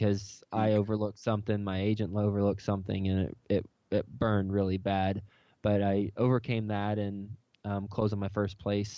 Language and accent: English; Texas, United States; moved away as an adult; also born or lived in Lubbock, Texas / New York City; I am from Texas originally. Went to Texas Tech University, graduated in 2005